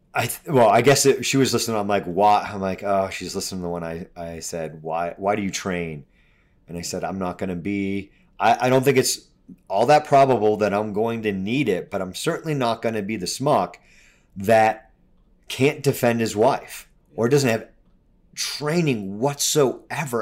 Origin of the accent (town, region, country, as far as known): United States; also born or lived in Colorado